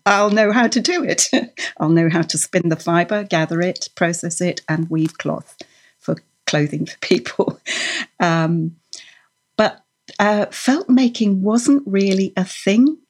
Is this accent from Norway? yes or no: yes; Norway; moved away; I was born in Norway, and I grew up embroidering with, with wool and knitting the traditional way